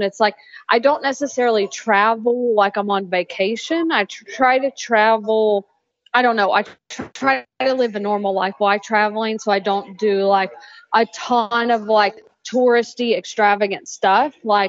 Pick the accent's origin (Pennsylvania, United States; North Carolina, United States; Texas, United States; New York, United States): North Carolina, United States; Waynesville; accent: Southern drawl; I'm from Waynesville, North Carolina, which is like about 30 minutes from Asheville, which is the closest big city, because I'm from like a very small town.